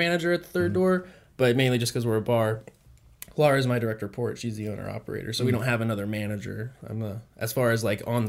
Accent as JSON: {"language": "English", "town": "Kennesaw", "region": "Georgia", "country": "United States", "tie": "born or raised there", "also_born_or_lived": "Wisconsin / Texas", "said": "I grew up in Georgia. I've lived kind of all over. Went to school in Wisconsin, spent some time in Texas, but I went to high school in Kennesaw."}